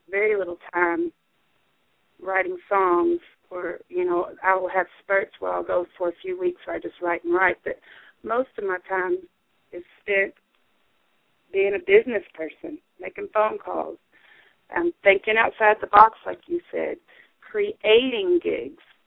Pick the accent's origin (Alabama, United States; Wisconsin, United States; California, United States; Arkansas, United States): Arkansas, United States; the Ozarks; also born or lived in New York City; I was born in the Delta. I grew up in the Ozarks, and I'm, you know, I'm an Arkansas girl